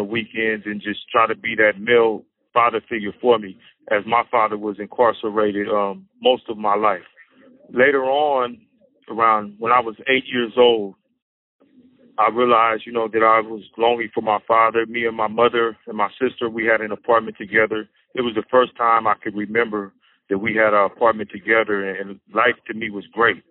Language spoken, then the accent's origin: English; Sacramento, California, United States; I was born in 1972 in Sacramento, California, to a single mother